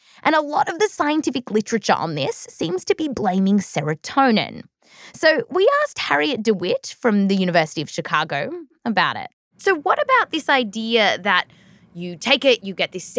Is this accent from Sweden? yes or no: no; Australia; growing up in Australia